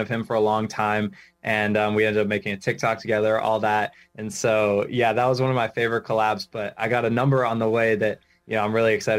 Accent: Rhode Island, United States; I'm from Rhode Island, born and raised, and I'm still living here.

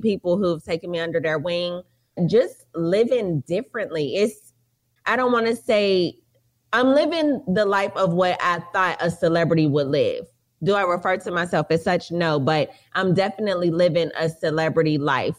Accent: Charlotte, North Carolina, United States; also born or lived in Atlanta, Georgia; now in Los Angeles, United States; I'm from Charlotte, North Carolina

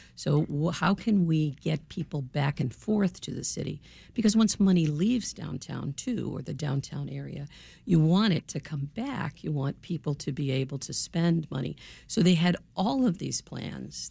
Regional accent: Chicago, Illinois, United States; I'm a Chicagoan

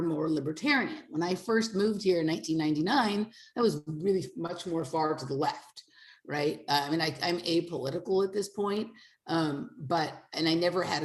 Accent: Los Angeles, California, United States; moved away; I'm from Los Angeles

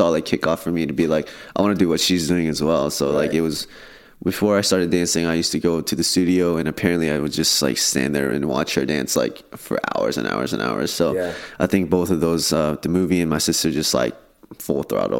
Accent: Irvine, California, United States; I grew up in Irvine, California. I'm a proud OC native right there

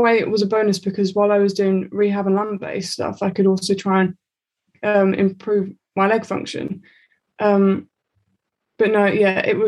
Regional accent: Aldridge, West Midlands, United Kingdom; also born or lived in Aldershot; we moved from Aldershot to Aldridge, and that's what Ellie's like hometown. So we ended up living in the same village and going to the same school

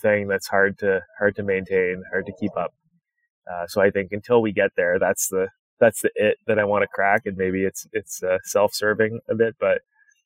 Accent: Canada; now in United States; I grew up in Canada

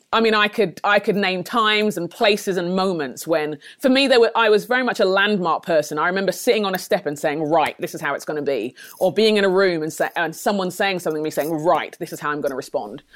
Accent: London, United Kingdom; born or raised there; moved away as an adult

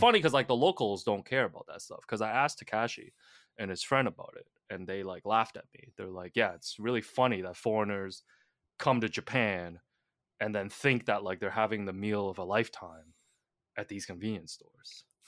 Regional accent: Hong Kong; moved away; I'm from Hong Kong

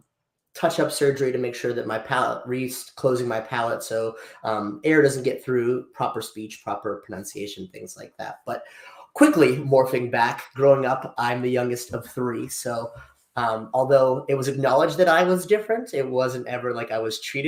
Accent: Freeport, Pennsylvania, United States; grew up, born and raised in Freeport, Pennsylvania

